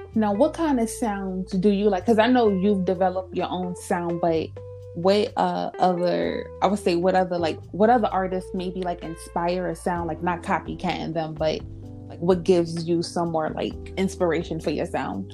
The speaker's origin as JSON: {"language": "English", "region": "New York", "country": "United States", "tie": "born or raised there", "moved": "yes", "said": "my hometown in New York"}